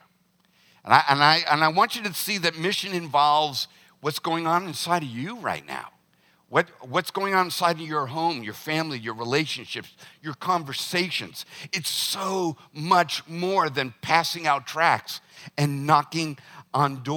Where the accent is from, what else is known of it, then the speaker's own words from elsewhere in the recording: the South, United States; Growing up in the South